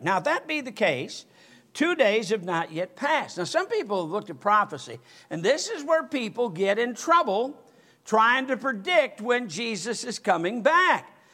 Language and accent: English; Michigan, United States; now in Alabama, United States; I'm from Michigan